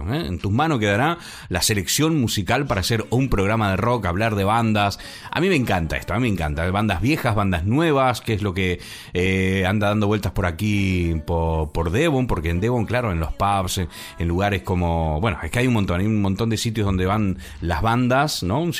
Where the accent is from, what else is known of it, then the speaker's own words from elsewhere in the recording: Chile; Pues ya tienes uno aquí que, no es argentino, soy chileno español, ya lo sabes.